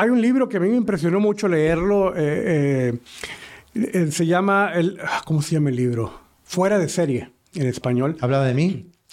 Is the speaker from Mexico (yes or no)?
yes; Matamoros, Tamaulipas, Mexico; now in Houston, United States; la misma ciudad donde yo soy de Matamoros